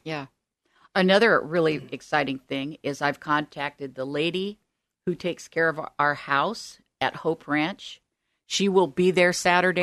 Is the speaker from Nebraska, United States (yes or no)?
yes; Omaha, Nebraska, United States; also born or lived in Southern California; now in Oregon, United States; I grew up in Omaha, Nebraska.